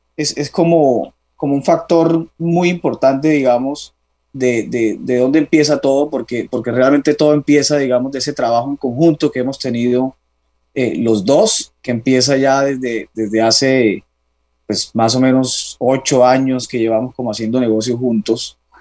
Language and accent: Spanish; Cartagena, Bolívar, Colombia; now in Bogotá, Colombia; soy de Cartagena, tengo 32 años, ya hace bastante de esos 32 radicado en, Bogotá.